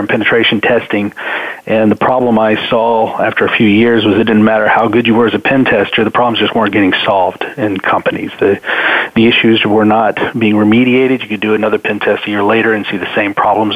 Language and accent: English; Atlanta, Georgia, United States; now in Nashville, United States; I'm originally from Atlanta. Right now I'm calling from Nashville, Tennessee, though